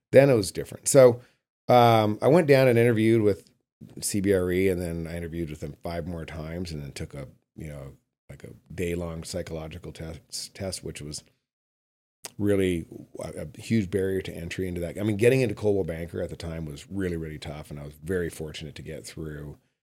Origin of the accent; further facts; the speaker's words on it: Calgary, Alberta, Canada; also born or lived in Los Angeles / Bay Area; now in Carmel Valley, United States; I grew up in Calgary, Alberta